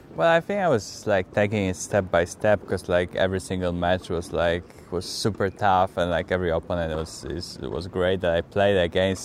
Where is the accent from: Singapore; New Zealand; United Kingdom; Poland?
Poland; I'm from Poland